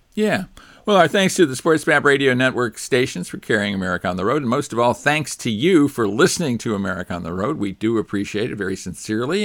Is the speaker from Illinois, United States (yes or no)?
yes; Chicago, Illinois, United States; moved away; growing up in Chicago